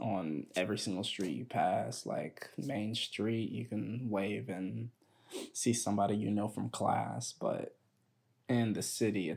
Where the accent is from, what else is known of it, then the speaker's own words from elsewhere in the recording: Edmond, Oklahoma, United States; moved away as an adult; also born or lived in Atlanta, Georgia; I moved from Atlanta, Georgia when I was 6, and then moved to Edmond, Oklahoma